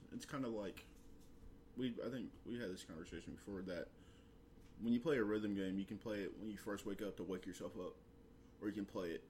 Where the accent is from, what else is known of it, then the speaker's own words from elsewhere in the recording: United States; being American